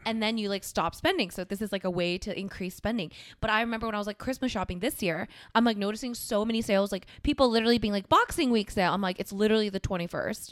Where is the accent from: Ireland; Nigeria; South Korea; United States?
South Korea; moved away; South Korea, my home country